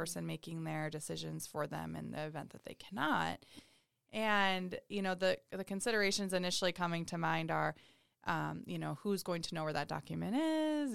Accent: Oregon, United States; moved away; I'm from Oregon

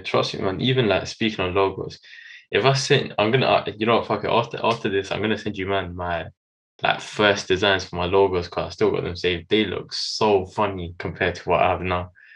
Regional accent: London, United Kingdom; I'm from London.

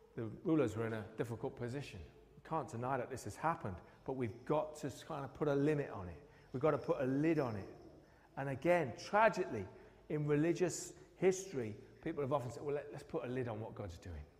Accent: Newcastle upon Tyne, North East England, United Kingdom; also born or lived in Scotland; now in Tunbridge Wells, United Kingdom; I grew up in Newcastle

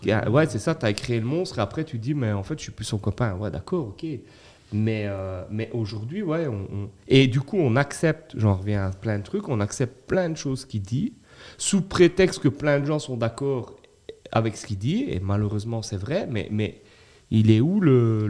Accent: Belgium; en tant que Belges

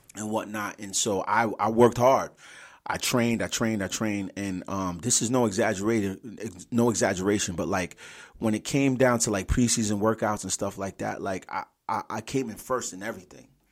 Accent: Providence, Rhode Island, United States; also born or lived in Richmond, Virginia / Atlanta, Georgia / Brooklyn, New York; born and raised in Providence, Rhode Island.

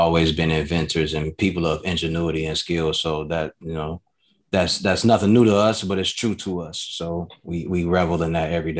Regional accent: Chicago, Illinois, United States; I'm from that city. I'm from Chicago. I'm from the South Side, or I'm from over East, whatever you want to call it.

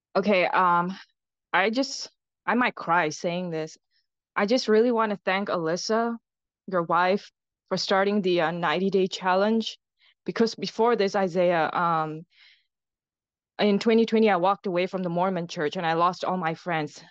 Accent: Singapore; I'm from Singapore.

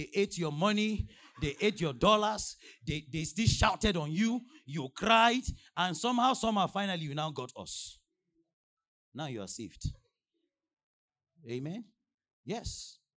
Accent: Nigeria; before I came from Nigeria, they were sending updates.

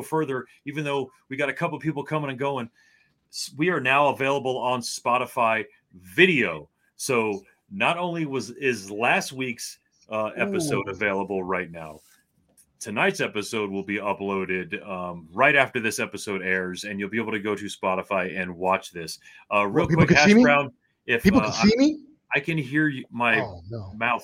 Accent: Miami, Florida, United States; Growing up in Miami, Florida, man. South Florida, Specs Records and Tapes was the place to go

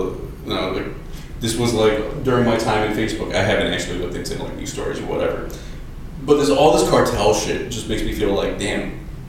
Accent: Chicago, Illinois, United States; So I lived a long time in Belmont Cragin, up until, I want to say, like, my first year of college.

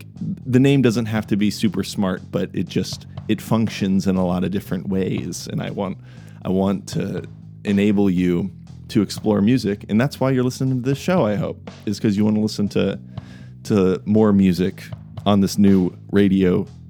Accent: Kansas City, United States; I'm from Kansas City

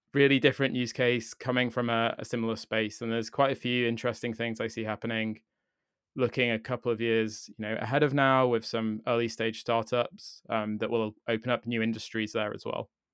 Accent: United Kingdom; me as a British person

